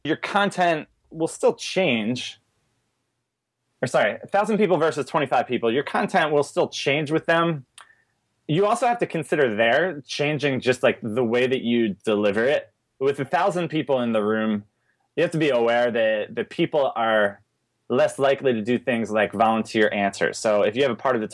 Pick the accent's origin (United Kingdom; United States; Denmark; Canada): United States; East Coast; accent: strong A; also born or lived in Richmond, Virginia; now in Portland, United States; I'm from the East Coast originally, and I've never dropped the, like, the strong